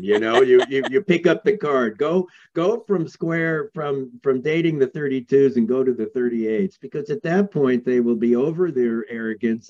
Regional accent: New York, United States; I grew up in New York, in Manhattan, where there was the highest percentage of psychiatrists anywhere

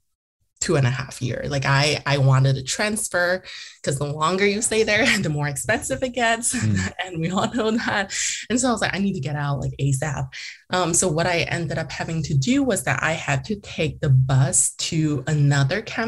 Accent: Eastvale, California, United States; first language Mandarin; English is a second language; I'm going to come back and run for a seat in my hometown

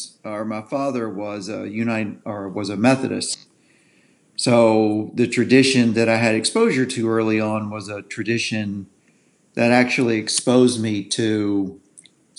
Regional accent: the South, United States; I was born in the South. I'm a cracker.

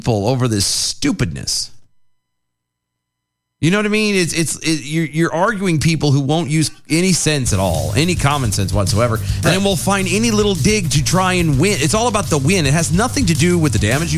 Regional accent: the South, United States; born and raised in the South

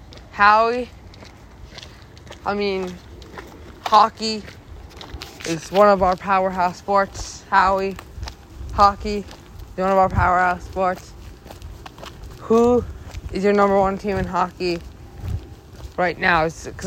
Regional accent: United States; My home country, we're going to be rooting for the USA.

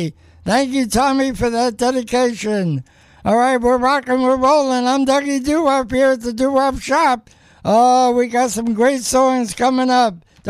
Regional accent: New York City, New York, United States; also born or lived in Brooklyn; now in Las Vegas, United States; 77 years ago, I was born in Manhattan. Also lived in Brooklyn.

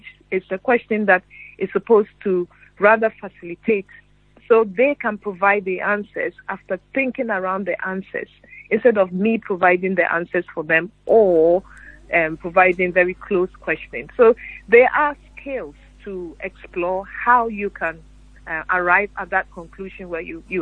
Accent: Ghana; moved away as an adult; now in United Kingdom; growing up in Ghana

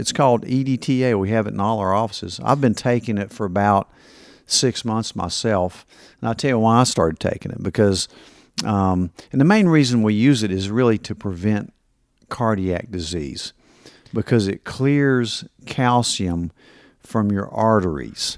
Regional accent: Kingsport, Tennessee, United States; I grew up in Kingsport and half the neighborhood dads worked at Eastman

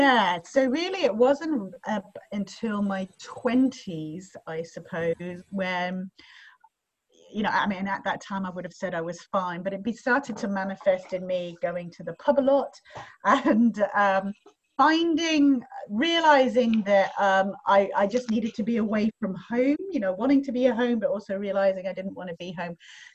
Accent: England, United Kingdom; also born or lived in third world countries; now in Australia; So my background is, as you can tell possibly from my voice, I'm not Australian. So I am originally from England, but I had a very interesting upbringing

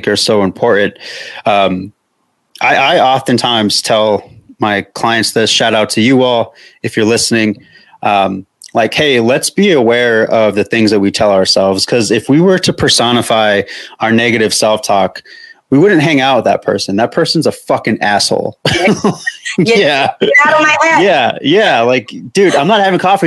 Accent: New Mexico, United States; I'm from New Mexico.

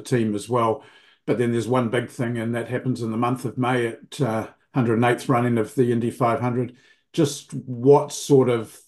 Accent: New Zealand; I'm obviously from New Zealand

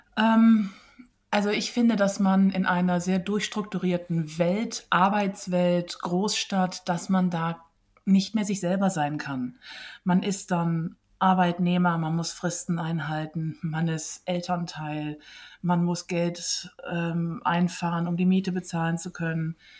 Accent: West Germany, Germany; moved away; also born or lived in Iceland; Heimat ist auch dort, wo ich aufgewachsen bin und das ist ähm, in Westdeutschland

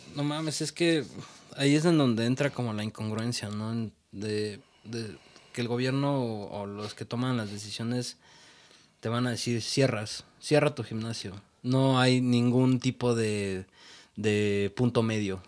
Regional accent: Mexico; Es un orgullo ser mexicano.

